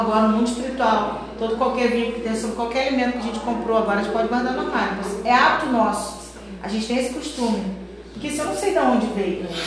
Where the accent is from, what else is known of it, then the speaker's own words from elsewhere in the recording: Brazil; nós somos brasileiros